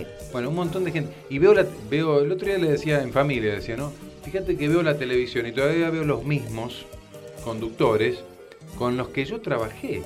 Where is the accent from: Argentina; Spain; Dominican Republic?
Argentina; salimos dos de Argentina